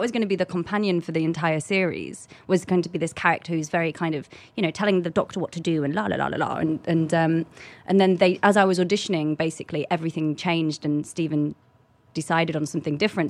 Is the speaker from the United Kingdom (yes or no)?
yes; London, United Kingdom; I come from London